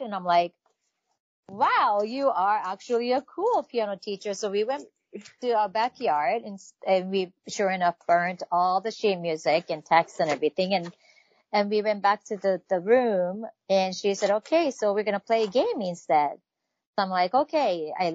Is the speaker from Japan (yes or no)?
yes; Tokyo, Japan; moved away; I grew up in Tokyo, Japan